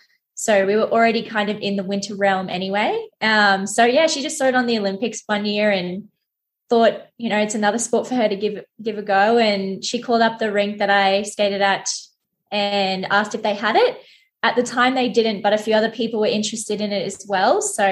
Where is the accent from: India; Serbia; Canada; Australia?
Australia; Brisbane, Queensland; also born or lived in Sydney; I was born in Sydney, but I grew up pretty much in Brisbane. So Brisbane, basically.